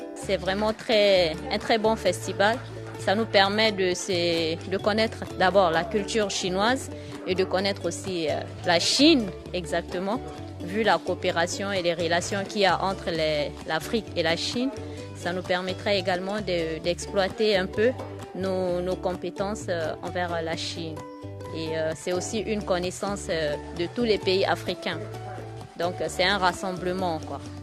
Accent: Chad; Je suis de nationalité tchadienne

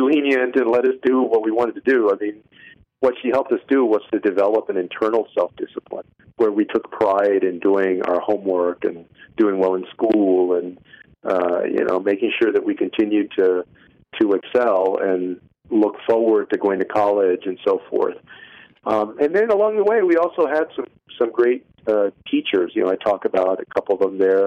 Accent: San Antonio, Texas, United States; moved away as an adult; also born or lived in Bay Area; where I had grown up in San Antonio

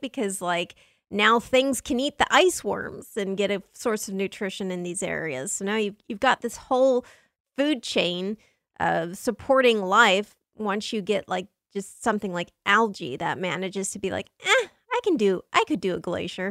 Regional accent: Southern California, United States; I grew up in Southern California

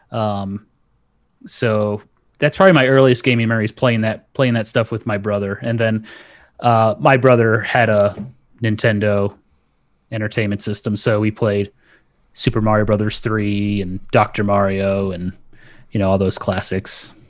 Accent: North Carolina, United States; also born or lived in Okinawa, Japan; I grew up in North Carolina

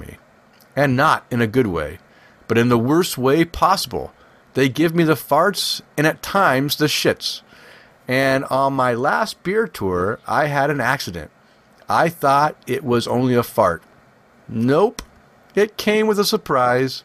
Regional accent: West Coast, United States; I'm from the West Coast

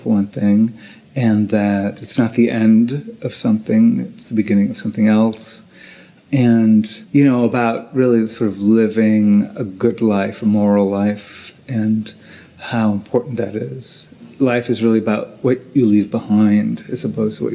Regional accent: Long Island, New York, United States; also born or lived in Puerto Rico; I was born in Puerto Rico, and I moved to Long Island when I was four

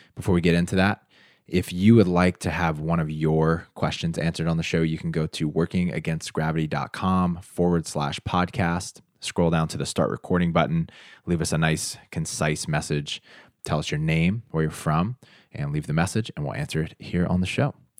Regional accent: United States; I'm from the United States

